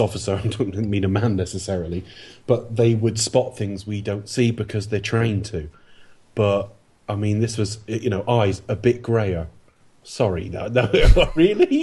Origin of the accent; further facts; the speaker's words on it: Plymouth, South West England, United Kingdom; From my hometown